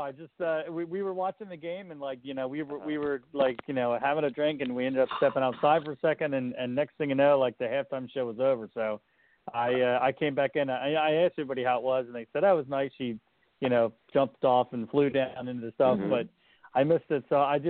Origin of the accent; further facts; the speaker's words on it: Philadelphia, Pennsylvania, United States; Hey, we're from Philadelphia